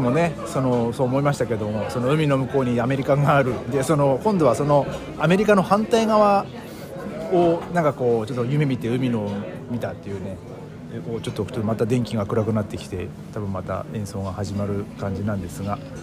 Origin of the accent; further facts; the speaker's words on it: Hachinohe, Aomori, Japan; 僕のね生まれ故郷の八戸は、えーまあ、その太太平洋に面してるんですけども